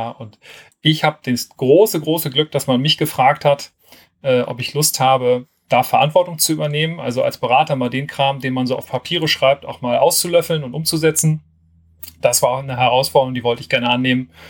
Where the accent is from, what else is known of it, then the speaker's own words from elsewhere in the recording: Kiel, Schleswig-Holstein, Germany; ich komme eigentlich aus Kiel, habe dort bei, dem, bei der damaligen LVS äh, meine berufliche Fundierung im öffentlichen Personenverkehr gefunden